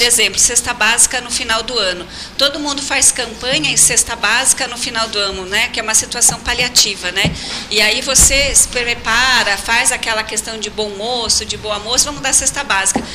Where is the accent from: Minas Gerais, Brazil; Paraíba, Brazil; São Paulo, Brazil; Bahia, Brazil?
São Paulo, Brazil; Votorantim; moved away; also born or lived in Pelotas, Rio Grande do Sul; lá na minha cidade, em Votorantim, interior de São Paulo